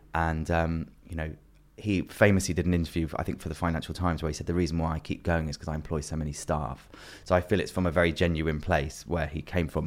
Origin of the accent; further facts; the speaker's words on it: London, United Kingdom; growing up in London